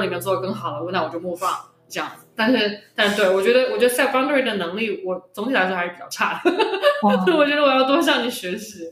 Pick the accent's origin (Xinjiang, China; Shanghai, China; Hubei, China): Shanghai, China; accent: Shanghainese; 我们上海话